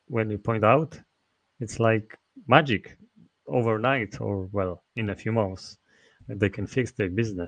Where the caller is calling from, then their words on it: Masovian Voivodeship, Poland; I'm speaking from Poland, where I'm located, near Warsaw.